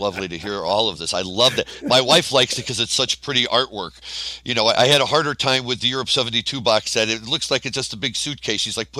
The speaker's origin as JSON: {"language": "English", "town": "St. Louis", "region": "Missouri", "country": "United States", "tie": "born or raised there", "said": "I'm from St. Louis. I was born and raised in St. Louis, but when they were playing those shows, I was 10 and 11 years old."}